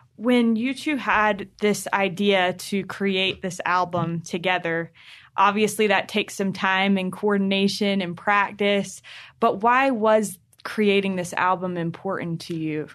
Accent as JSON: {"language": "English", "region": "North Carolina", "country": "United States", "tie": "born or raised there", "moved": "yes", "lives_now": "Salt Lake City, United States", "said": "I grew up in North Carolina"}